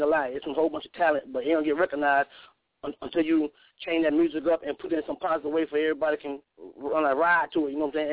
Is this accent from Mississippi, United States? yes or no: yes; Cleveland, Mississippi, United States; also born or lived in New Orleans, Louisiana; now in Portland, United States; I was born in New Orleans, you know what I'm saying? I was raised in Mississippi, and I live in Portland